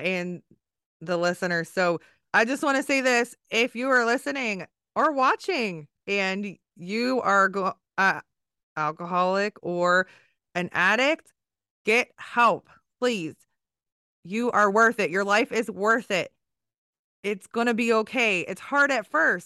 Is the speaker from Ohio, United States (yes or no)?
no; Maryland, United States; I'm from Maryland. So Virginia is our neighbor.